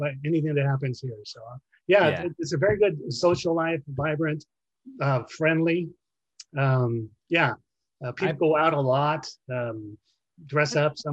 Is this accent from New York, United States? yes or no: yes; New York City, New York, United States; now in Arizona, United States; I was born in Brooklyn